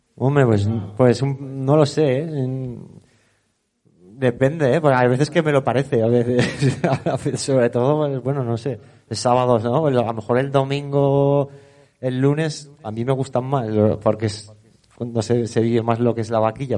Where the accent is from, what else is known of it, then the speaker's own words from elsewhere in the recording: Teruel, Aragon, Spain; soy de Teruel, de mis padres, mi padre, por parte de padre, es natural de aquí, de Teruel Capital, y he vivido la vaquilla desde con pañales